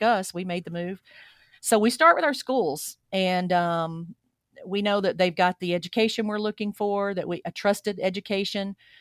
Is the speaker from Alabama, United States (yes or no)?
yes; Alabama, United States; moved away as an adult; now in Boise, United States; I grew up in Alabama, And every single day out here, I get asked where I'm from because, um, my accent's just a part of who I am now.